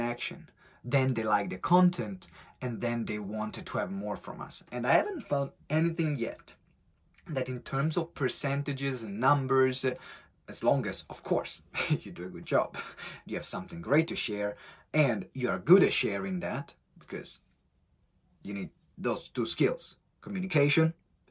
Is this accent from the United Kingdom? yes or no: no; Italy; accent: strong Italian; English is a second language; moved away; my strong Italian accent